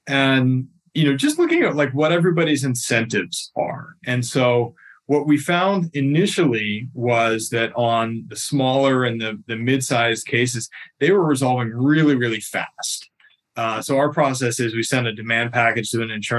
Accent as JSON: {"language": "English", "town": "Fairfax", "region": "Virginia", "country": "United States", "tie": "born or raised there", "said": "I was born and raised in Fairfax, Virginia, just outside of DC."}